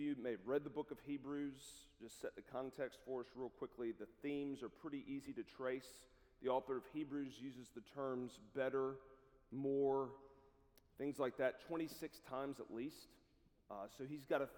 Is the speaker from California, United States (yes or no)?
no; South Carolina, United States; moved away as an adult; also born or lived in Columbia, South Carolina; now in Lookout Mountain, United States; I grew up in South Carolina